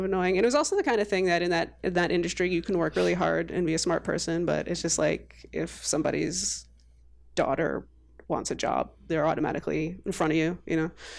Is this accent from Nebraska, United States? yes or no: no; New York City, New York, United States; moved away as an adult; also born or lived in London; now in Boston, United States; I grew up in New York City my whole life.